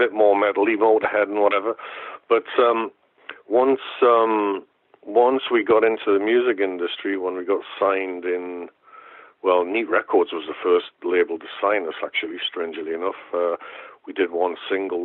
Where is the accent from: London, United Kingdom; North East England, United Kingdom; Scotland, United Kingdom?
North East England, United Kingdom; Newcastle upon Tyne; University of Newcastle, which is my hometown